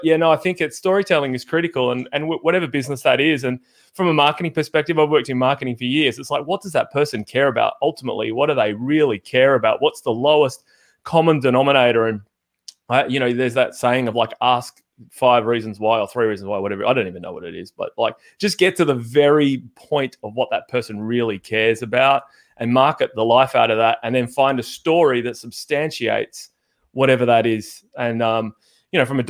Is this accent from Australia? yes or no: yes; Perth, Western Australia, Australia; now in Melbourne, Australia; I'm from Perth